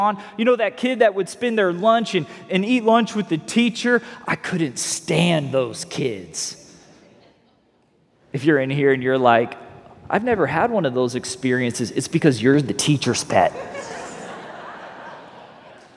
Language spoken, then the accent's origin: English; North Fort Myers, Florida, United States; we're from North Fort Myers. We say ain't all the time